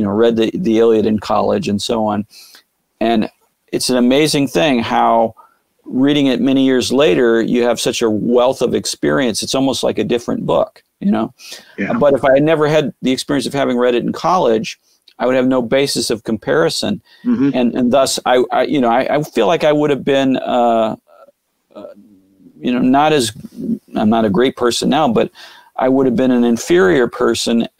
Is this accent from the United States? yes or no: yes; St. Louis, Missouri, United States; I'm from St. Louis. I love St. Louis